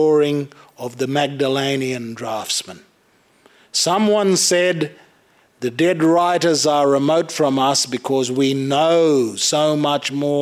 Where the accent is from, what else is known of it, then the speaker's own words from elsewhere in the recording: Cape York, North Queensland, Australia; I'm an Australian, but I'm a Queenslander, and I'm a North Queenslander, and I'm a Cape Yorker, and I'm a Lutheran, and I'm a Gugyimadir person, but I'm from Bakarmoko